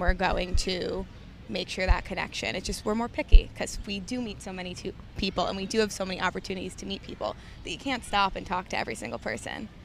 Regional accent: New York City, New York, United States; born and raised in Manhattan, the West Village

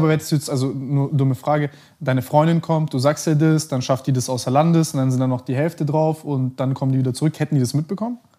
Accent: Germany; also born or lived in Montenegro; ich bin, bin hier und in Montenegro aufgewachsen, mehr oder weniger

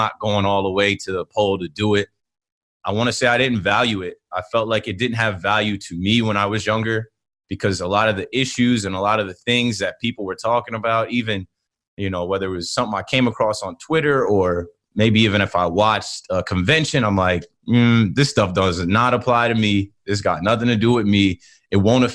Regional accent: Ocean Township, New Jersey, United States; I am 32, originally from Ocean Township, New Jersey, Monmouth County.

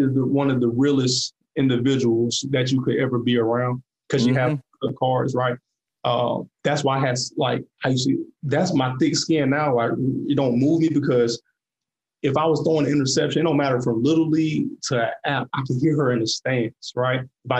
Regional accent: Atlanta, Georgia, United States; moved away; also born or lived in Boone, North Carolina; And I was from Atlanta. So, I was a city boy for real.

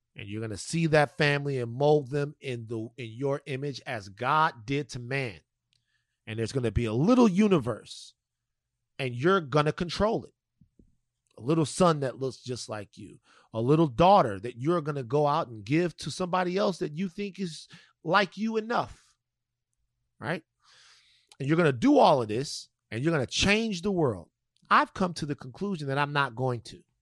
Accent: Louisiana, United States; my home state of Louisiana

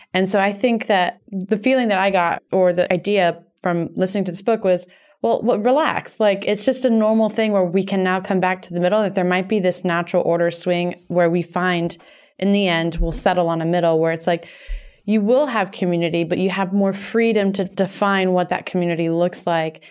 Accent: Miami, Florida, United States; moved away as an adult; also born or lived in New York; I moved from Miami to New York when I was eighteen for college

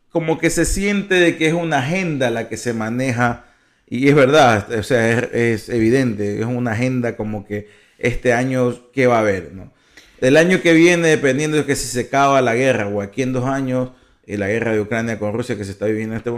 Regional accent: Ecuador; Nosotros, como ecuatorianos

